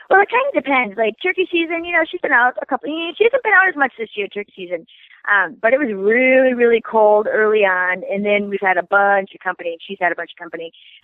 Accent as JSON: {"language": "English", "region": "Iowa", "country": "United States", "said": "we're just rednecks from Iowa that are lucky that people like our show"}